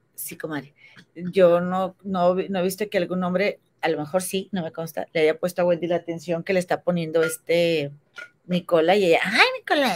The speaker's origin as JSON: {"language": "Spanish", "country": "Mexico", "moved": "yes", "said": "Yo, tú sabes que vivo en, otro país por otras circunstancias, pero yo amo México y yo quiero regresar a México y, o sea, esta es mi tierra"}